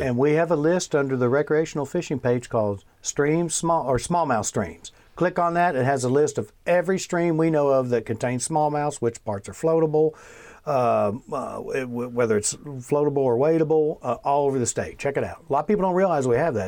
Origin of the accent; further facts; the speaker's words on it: Bardstown, Kentucky, United States; I grew up in Bardstown